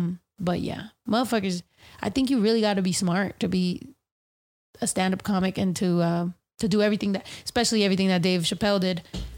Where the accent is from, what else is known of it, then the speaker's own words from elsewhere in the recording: San Diego, California, United States; I grew up in San Diego partially, and San Diego is mostly Filipino